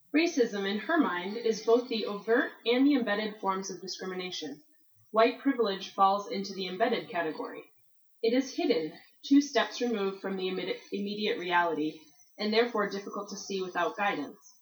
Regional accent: Michigan, United States; now in Denver, United States; I'm from Michigan, and I grew up in a con- moderately conservative evangelical church.

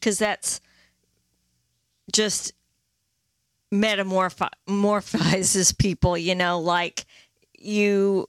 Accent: Lincoln, East Midlands, United Kingdom; moved away; I was born in the town of Lincoln in Lincolnshire.

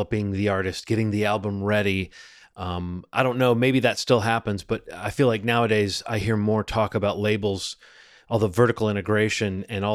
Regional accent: Birmingham, Alabama, United States; when I was a kid growing up in Birmingham, Alabama

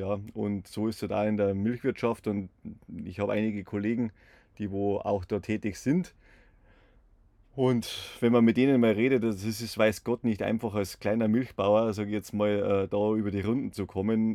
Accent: Bavaria, Germany; bei uns in Bayern

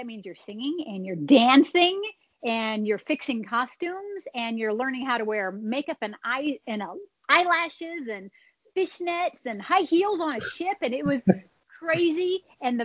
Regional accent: Orange County, California, United States; born or raised there

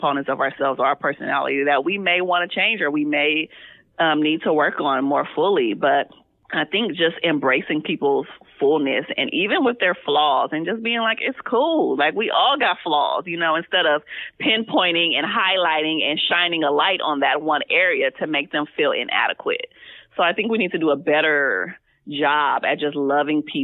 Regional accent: Compton, California, United States; I'm actually from Compton, CPT all the way

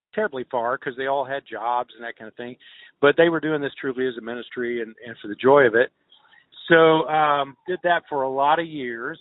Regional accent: Kentucky, United States; moved away as an adult; now in Nashville, United States; I'm from Kentucky. I grew up there and I've lived in Nashville since the late 80s.

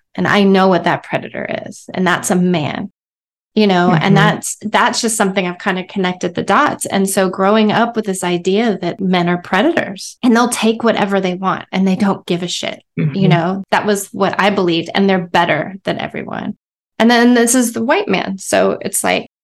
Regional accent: Texas, United States; I come from Texas

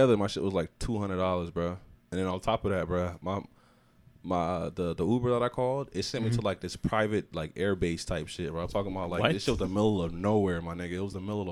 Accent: Florida, United States; I'm from Florida

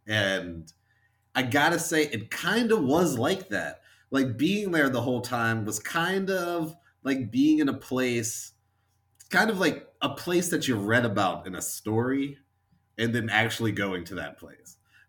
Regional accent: Maryland, United States; I'm from Maryland. We don't even have papayas in the grocery store here.

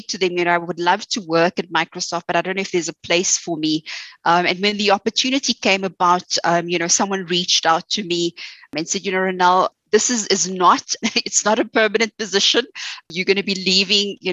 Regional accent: South Africa; my story is very similar to most South Africans. You know, was raised by a single parent. You know, we grew up, you know, not having much

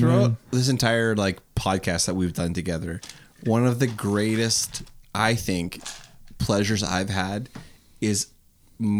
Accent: Canada; But Canadians just don't, like, we don't hold on to that shit.

